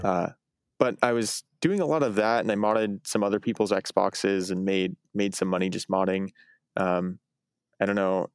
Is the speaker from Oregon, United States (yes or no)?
yes; Eugene, Oregon, United States; I grew up in Eugene, Oregon